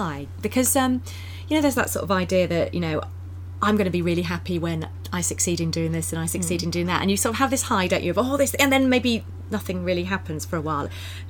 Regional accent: England, United Kingdom; English, we can't say that.

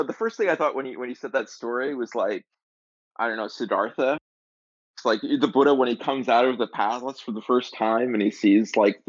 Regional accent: New Jersey, United States; So I grew up in New Jersey, but northern rather than central, like Ryan there.

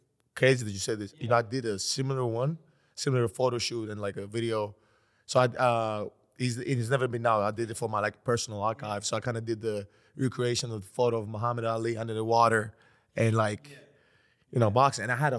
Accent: Greece; I'm from Greece.

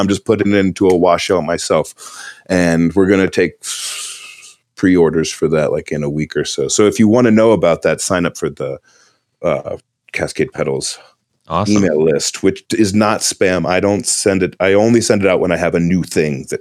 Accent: New Jersey, United States; moved away as an adult; also born or lived in Philadelphia; now in North Carolina, United States; I'm originally from New Jersey

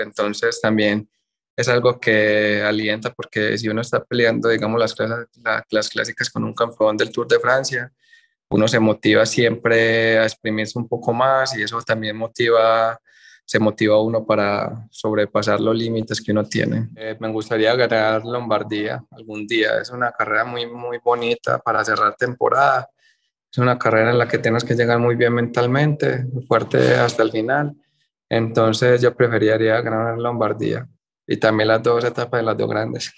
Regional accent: Colombia

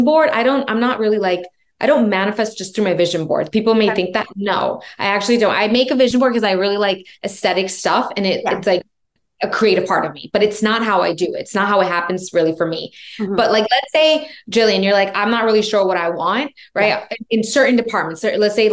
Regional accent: New York, United States; I'm from New York.

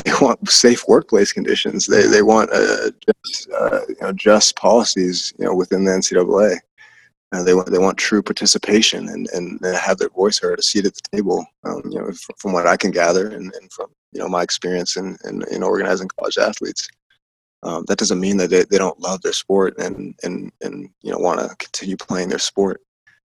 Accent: Colorado, United States; my home state of Colorado

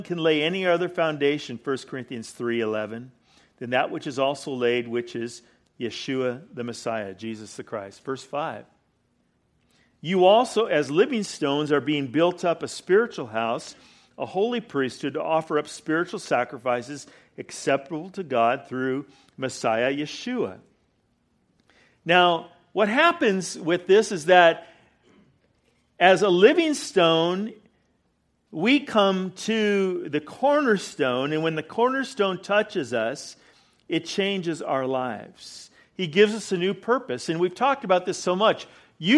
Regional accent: California, United States; now in Weatherford, United States; I'm from California

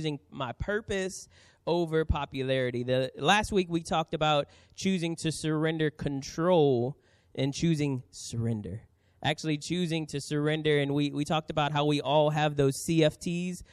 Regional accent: New Orleans, Louisiana, United States; now in San Diego, United States; I grew up in New Orleans.

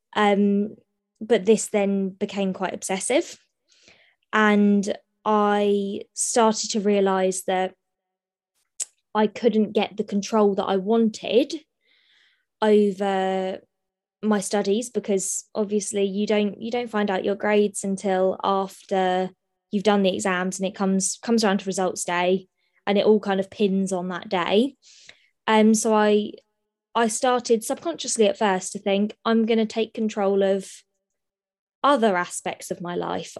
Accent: Sutton, United Kingdom; I was born, born and bred in Sutton, um, so I'm a local girl

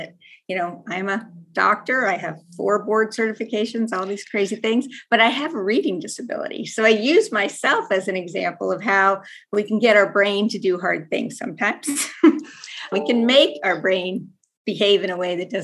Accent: North Carolina, United States; now in Denver, United States; I grew up in North Carolina

